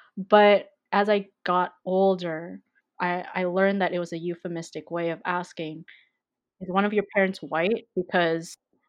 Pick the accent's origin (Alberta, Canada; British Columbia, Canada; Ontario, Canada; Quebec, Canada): British Columbia, Canada; Vancouver; I was born and raised in Vancouver, BC. I grew up around the Mount Pleasant area my whole life.